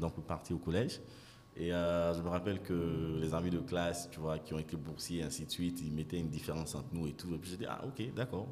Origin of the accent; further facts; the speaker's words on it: Abidjan, Côte d’Ivoire; also born or lived in London / South Africa / Nigeria; Je suis ivoirien, donc né ici, grandi ici, et puis fini les études à Londres. Avant de revenir à Abidjan